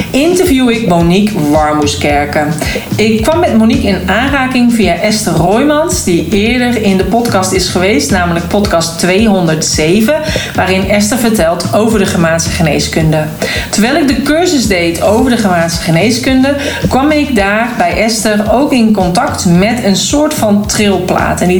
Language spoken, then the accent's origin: Dutch; Oirschot, North Brabant, Netherlands; born there; En vandaar dat ik dus ook een aantal weken geleden naar Oorschot ben gereden in Brabant, de plek waar ik geboren ben.